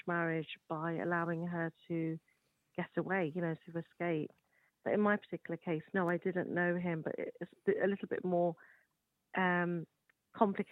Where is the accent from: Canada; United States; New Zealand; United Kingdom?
United Kingdom; I'm born and raised in the United Kingdom